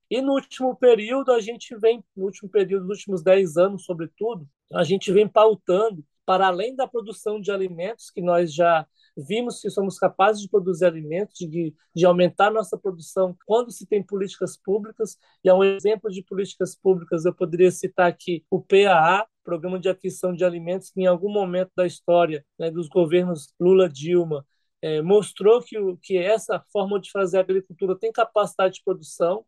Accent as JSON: {"language": "Portuguese", "region": "Bahia", "country": "Brazil", "said": "sou baiano, né? Então, assim, sou nordestino"}